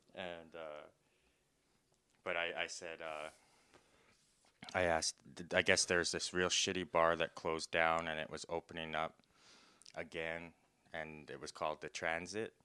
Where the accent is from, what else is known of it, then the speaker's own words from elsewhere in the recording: Saskatoon, Saskatchewan, Canada; I'm from Saskatoon, Saskatchewan